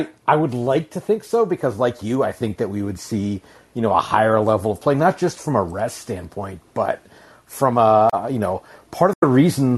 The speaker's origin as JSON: {"language": "English", "region": "Alaska", "country": "United States", "tie": "born or raised there", "said": "I grew up in Alaska."}